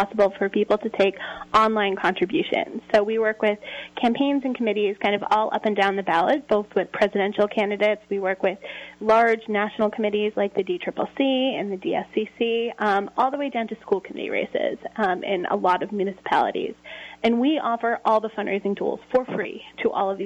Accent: Revere, Massachusetts, United States; I come from Revere, Massachusetts

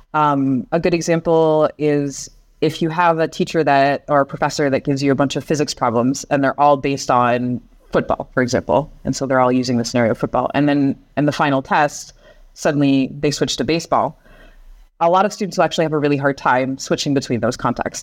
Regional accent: Seattle, Washington, United States; moved away as an adult; now in France; So I'm originally from the United States, uh, from Seattle, so the Northwest. And I moved to France when I was around twenty-three years old

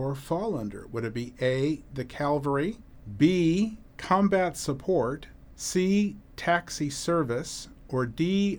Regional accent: Illinois, United States; I mean, I'm from Illinois and I think of Chicago and deep dish pizza.

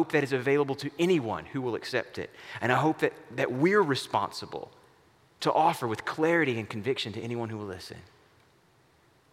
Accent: the American South, United States; a Southerner and not a Westerner or a Northerner

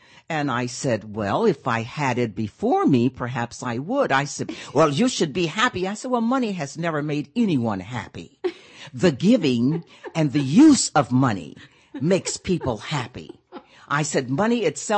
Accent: Pine Bluff, Arkansas, United States; my hometown, I'm from Pine Bluff, Arkansas

